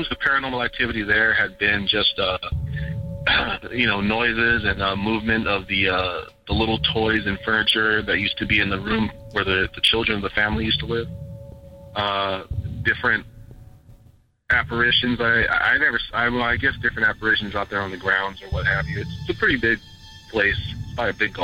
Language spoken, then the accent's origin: English; Ventura County, California, United States; I was born and raised out here in the Ventura County area